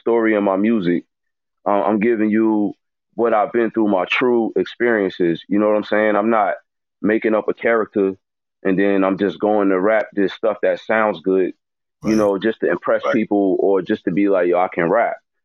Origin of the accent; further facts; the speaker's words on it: Poughkeepsie, New York, United States; also born or lived in Toledo, Ohio / Houston; I grew up in Poughkeepsie, New York, Power Kingdom, you know, the 845 area.